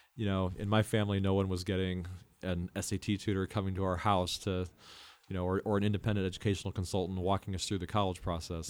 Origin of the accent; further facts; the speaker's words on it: Midwest, United States; moved away as an adult; also born or lived in Los Angeles, California; I grew up in the Midwest